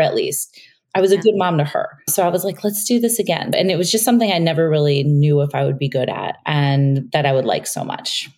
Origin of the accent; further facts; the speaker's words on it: Chicago, Illinois, United States; moved away as an adult; now in New York, United States; we moved from Chicago, where we'd been living most of our lives, to New York